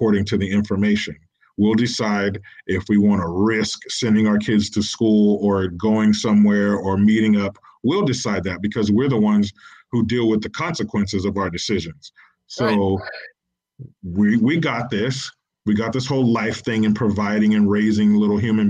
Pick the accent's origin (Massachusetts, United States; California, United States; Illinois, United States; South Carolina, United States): California, United States; growing up in California